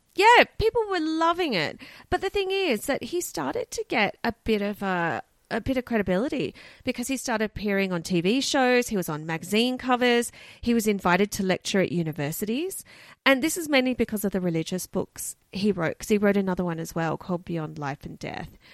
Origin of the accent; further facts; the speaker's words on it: Australia; we're Australian.